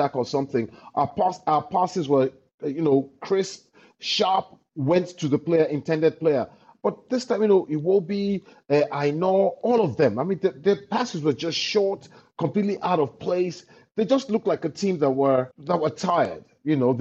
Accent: Nigeria

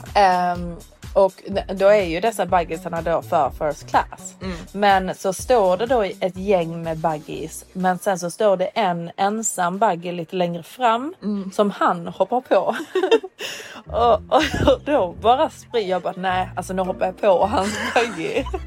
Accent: Sweden; moved away as an adult; also born or lived in London, United Kingdom; now in Dubai, United Arab Emirates; jag är från Sverige

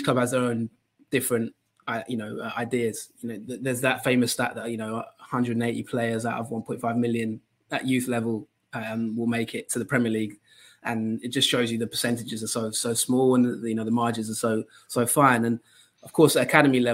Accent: Colchester, East of England, United Kingdom; Colchester is my hometown team

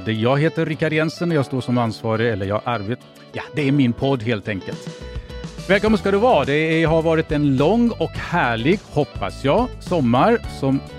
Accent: Finland; Nej, jag är finlandssvensk.

